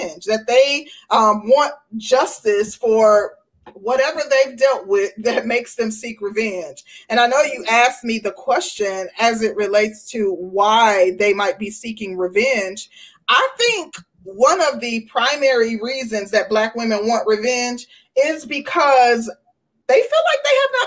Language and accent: English; Midwest, United States; I'm from the Midwest